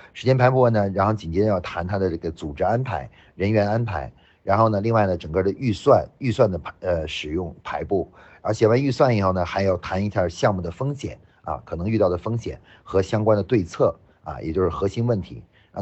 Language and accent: Chinese; China; 像我们中国人